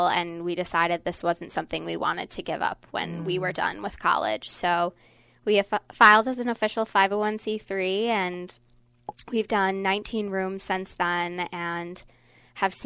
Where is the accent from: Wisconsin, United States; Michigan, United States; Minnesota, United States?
Wisconsin, United States; Beaver Dam; my hometown of Beaver Dam, Wisconsin